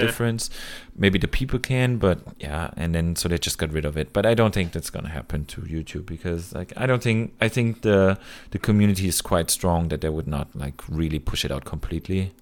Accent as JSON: {"language": "English", "country": "Germany", "said": "my home country"}